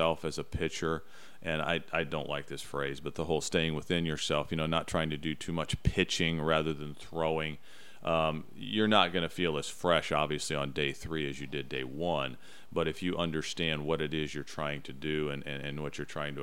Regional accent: Central Illinois, United States; I grew up in Central Illinois

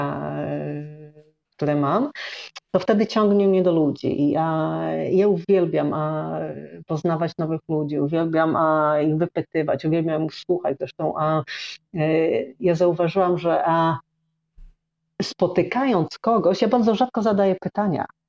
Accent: Chełm, Lublin Voivodeship, Poland; moved away as an adult; also born or lived in Warsaw / Sweden / Tricity / Thailand; urodziłam się na wschodzie Polski, i, a, I, mieszkałam przez 18 lat, prawie 18 lat, a w Chełmie

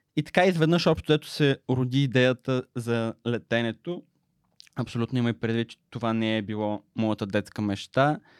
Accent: Smolyan, Smolyan Province, Bulgaria; Аз съм роден и израснах в Смолен, където прекарах общо цялото си детство

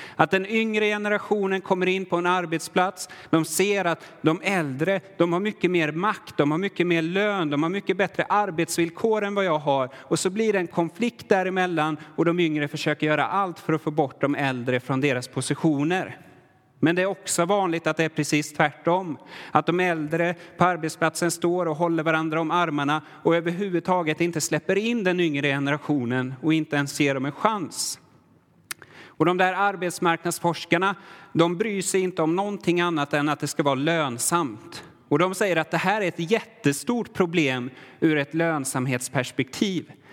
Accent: Sweden; now in Värmland, Sweden; jag är svensk, har alltid varit svensk

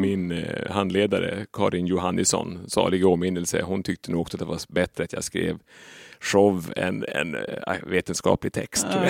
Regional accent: Sollefteå, Västernorrland County, Sweden; accent: Norrland; moved away; i Sollefteå till exempel, där jag ju är mm. född och uppväxt

